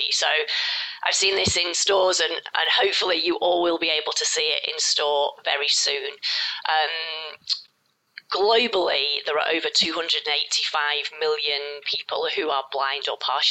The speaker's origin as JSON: {"language": "English", "country": "United Kingdom", "said": "a local school in the UK, my home country"}